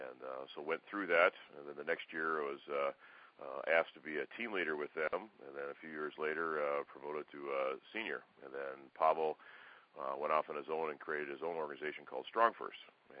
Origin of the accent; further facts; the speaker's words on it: Minneapolis, Minnesota, United States; moved away; I'm originally from Minneapolis